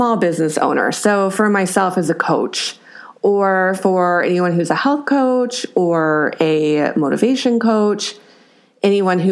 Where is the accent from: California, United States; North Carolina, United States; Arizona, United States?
California, United States; I am from California